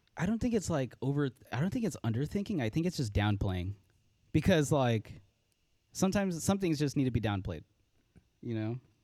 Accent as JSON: {"language": "English", "town": "Los Angeles", "region": "California", "country": "United States", "tie": "born or raised there", "said": "I was born and raised in Los Angeles, California."}